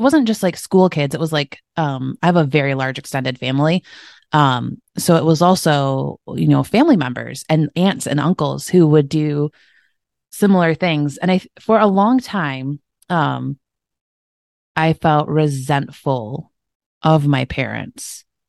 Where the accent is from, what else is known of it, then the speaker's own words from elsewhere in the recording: Michigan, United States; grew up in Michigan, uh, in the United States